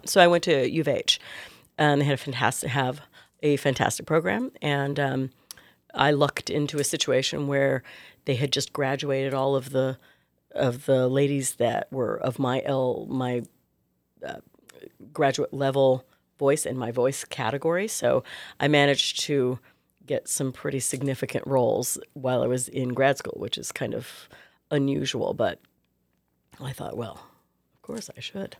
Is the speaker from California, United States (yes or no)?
yes; Clovis, California, United States; moved away; also born or lived in New York City / Houston; Fresno, actually Clovis, California